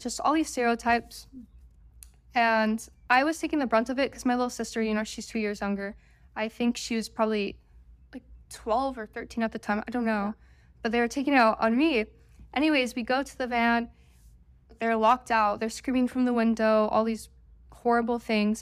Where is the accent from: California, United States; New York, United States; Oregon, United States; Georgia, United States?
Oregon, United States; I'm from Oregon